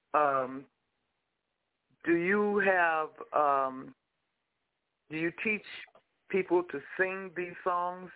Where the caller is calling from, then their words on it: Los Angeles, California, United States; I'm calling from Los Angeles